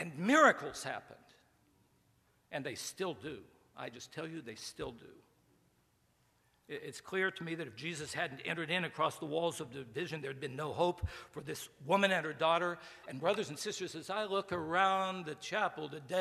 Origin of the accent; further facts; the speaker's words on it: Beckley, West Virginia, United States; also born or lived in Bluefield, West Virginia; I grew up in Beckley, West Virginia.